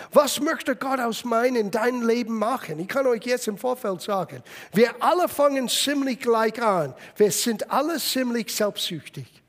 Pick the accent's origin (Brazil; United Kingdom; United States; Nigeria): United States; German is a second language; now in Germany; Ich bin in Amerika aufgewachsen